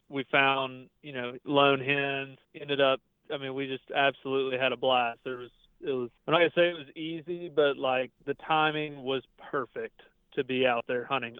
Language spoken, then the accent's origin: English; Tennessee, United States; my home state in Tennessee